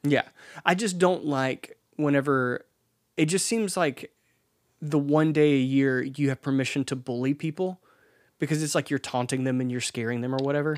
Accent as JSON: {"language": "English", "town": "Laurel", "region": "Mississippi", "country": "United States", "tie": "born or raised there", "said": "in Mississippi, I, I grew up in Laurel"}